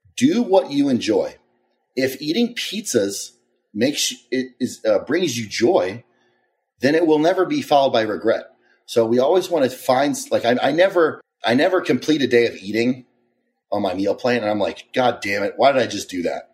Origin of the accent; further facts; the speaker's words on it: Maryland, United States; I am from, uh, Maryland. I had an interesting childhood.